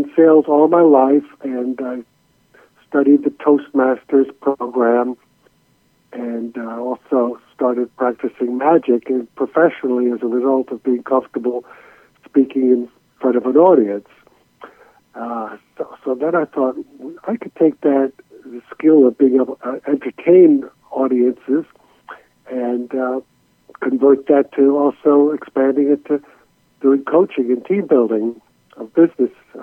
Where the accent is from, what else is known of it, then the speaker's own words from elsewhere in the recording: New York City, New York, United States; now in Jacksonville, United States; I was born in New York City, and I was made in Hungary just before